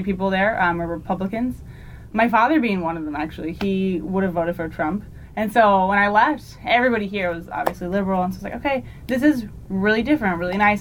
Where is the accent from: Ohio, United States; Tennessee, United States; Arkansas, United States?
Arkansas, United States; Huntsville; moved away as an adult; I'm from Huntsville, Arkansas.